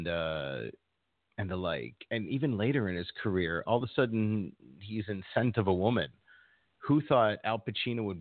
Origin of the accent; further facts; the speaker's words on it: Chicago, Illinois, United States; growing up in Chicago, I was in junior college